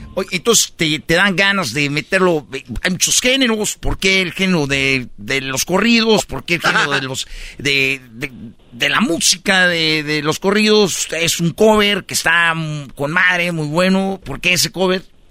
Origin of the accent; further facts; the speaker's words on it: Jiquilpan, Michoacán, Mexico; mi pueblo, Jiquilpan